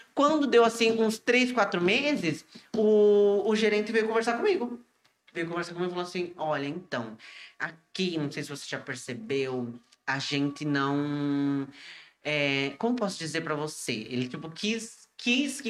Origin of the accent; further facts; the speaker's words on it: Iguape, São Paulo, Brazil; sou de Iguape